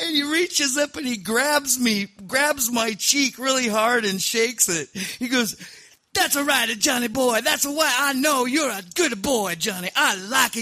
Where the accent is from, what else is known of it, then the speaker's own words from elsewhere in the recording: Scotland, United Kingdom; I'm Scottish